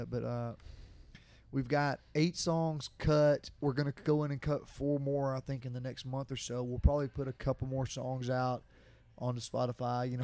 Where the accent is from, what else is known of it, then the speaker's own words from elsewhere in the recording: Jacksonville, Alabama, United States; Jacksonville, my hometown